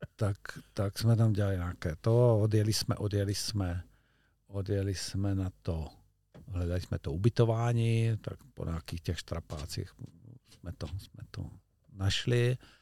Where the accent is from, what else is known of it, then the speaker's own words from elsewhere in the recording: Czechia; also born or lived in Olšava river area (lives by it); my jsme Češi